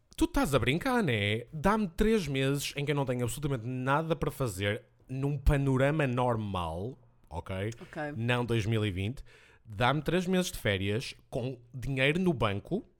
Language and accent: Portuguese; Portugal; Eu sou de Tuga